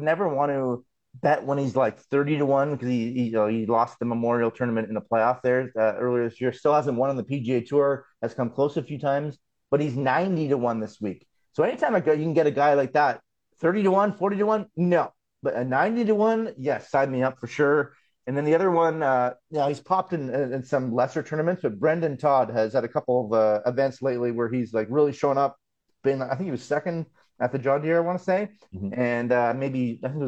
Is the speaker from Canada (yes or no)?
yes; Canada; as a Canadian